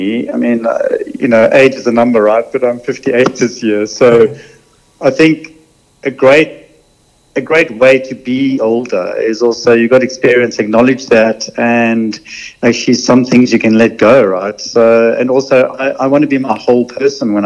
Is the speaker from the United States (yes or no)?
no; South Africa; also born or lived in London; now in Australia; I grew up in South Africa